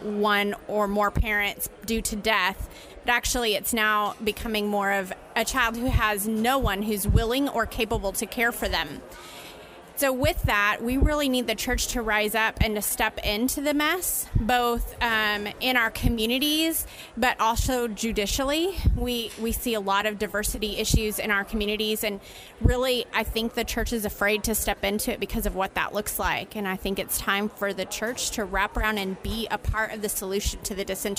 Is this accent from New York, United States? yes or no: no; Houston, Texas, United States; I'm from Houston, Texas.